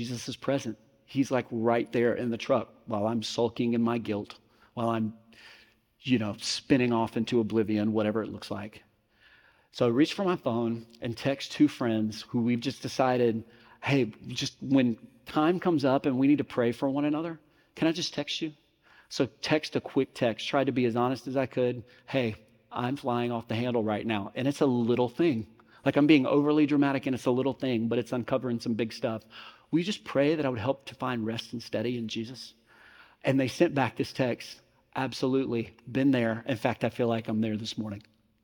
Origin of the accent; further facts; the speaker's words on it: Mississippi, United States; growing up in Mississippi